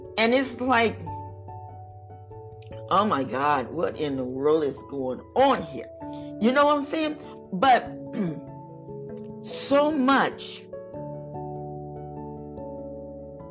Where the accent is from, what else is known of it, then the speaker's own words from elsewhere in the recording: United States; we are Americans